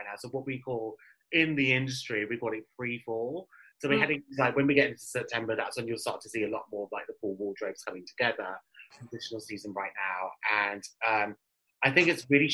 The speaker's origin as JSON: {"language": "English", "country": "United Kingdom", "accent": "British", "said": "My British accent"}